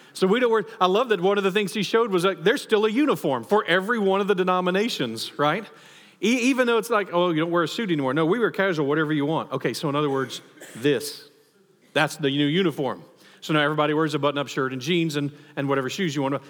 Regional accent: United States; as a patriot, as an American

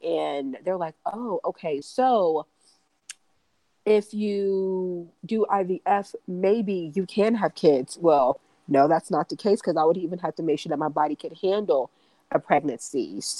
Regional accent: Kentucky, United States; She's from Dallas and I'm from Kentucky, so I'm a military brat.

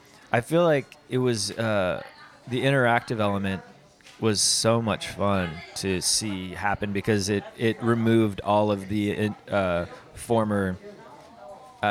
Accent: Mapleton, Utah, United States; also born or lived in Provo, Utah; Provo has always been obviously it's my hometown just because that's where I grew up in Mapleton

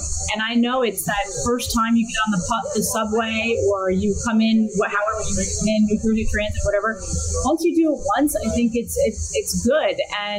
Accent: New Jersey, United States; And just like we're from New Jersey, we're tough.

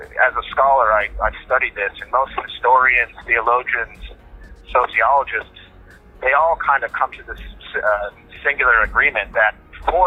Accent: the South of the United States, United States; I grew up in the United States

